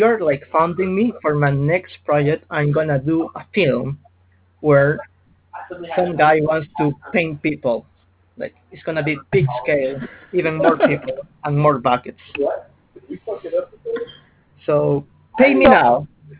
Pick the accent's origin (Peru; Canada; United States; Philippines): Peru; Yeah, I am from Peru. I don't know what happens there.